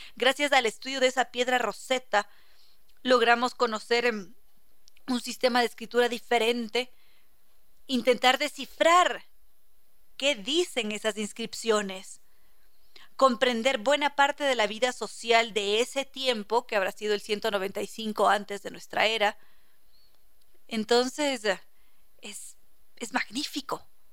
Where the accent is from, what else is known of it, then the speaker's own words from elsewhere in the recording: Ecuador; aquí en el Ecuador